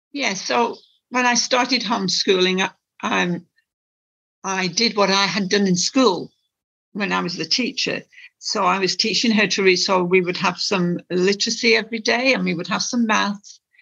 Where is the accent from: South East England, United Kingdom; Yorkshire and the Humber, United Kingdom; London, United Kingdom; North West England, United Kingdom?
North West England, United Kingdom; Lancashire; moved away; in the northwest, um, in Lancashire